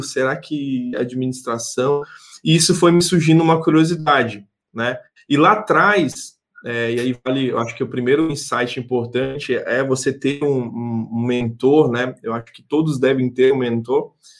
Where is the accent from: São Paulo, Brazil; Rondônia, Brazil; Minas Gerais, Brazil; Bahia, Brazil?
Rondônia, Brazil; Porto Velho; A gente é aqui mesmo de Porto Velho